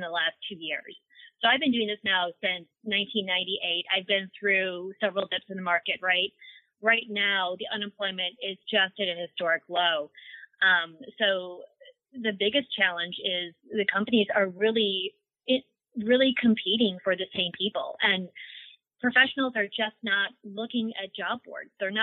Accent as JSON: {"language": "English", "region": "Wisconsin", "country": "United States", "moved": "as an adult", "lives_now": "Southern California, United States", "said": "I'm from Wisconsin. I'm the cold tundra myself."}